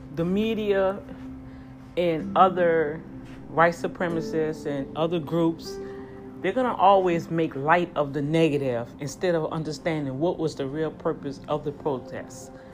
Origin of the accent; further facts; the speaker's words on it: New Orleans, Louisiana, United States; moved away as an adult; also born or lived in Houston, Texas; now in near Houston, United States; in my hometown, in New Orleans, Louisiana, where I was born and raised.